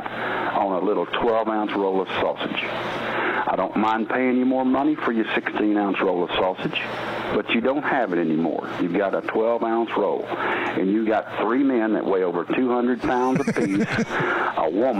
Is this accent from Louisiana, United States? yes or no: no; Texas, United States; I'm a Texas man